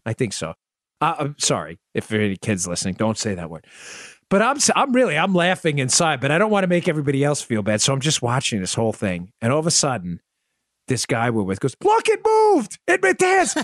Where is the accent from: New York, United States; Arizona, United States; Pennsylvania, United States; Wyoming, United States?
New York, United States; New York City; I grew up in Glendale, Queens